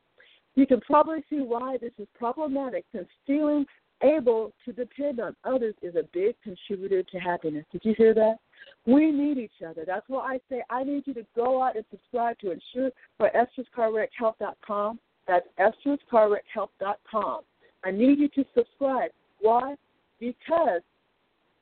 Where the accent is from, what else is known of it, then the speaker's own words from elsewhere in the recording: United States; We're American citizens